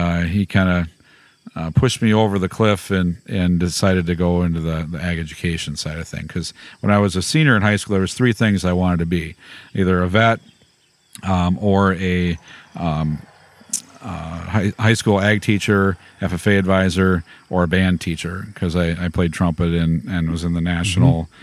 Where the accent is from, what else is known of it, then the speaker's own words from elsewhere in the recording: Hillsboro, Wisconsin, United States; I grew up by Hillsboro, Wisconsin, a small little town